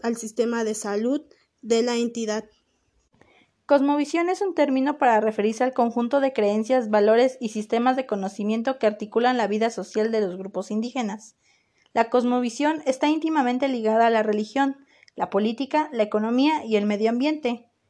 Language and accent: Spanish; Oaxaca, Mexico; nos identifica como mexicanos y oaxaqueños